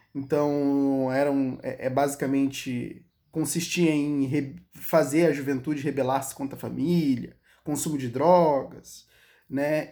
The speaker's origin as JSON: {"language": "Portuguese", "country": "Brazil", "said": "Eu não sou israelense. A história do povo de Israel não é a minha história. Eu sou o elemento brasileiro"}